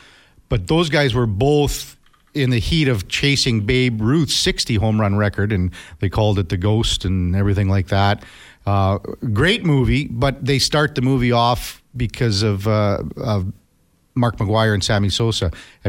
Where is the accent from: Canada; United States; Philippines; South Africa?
Canada; Two Hills, Alberta; Laugh out loud, but I'm originally from Two Holes, so I can't talk